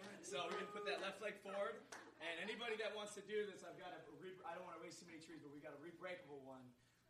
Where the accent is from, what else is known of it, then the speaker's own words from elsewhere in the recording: Minnesota, United States; moved away; I am from Minnesota. I will tell you, I'm a Vikings fan from the front, but living here for the last 3 years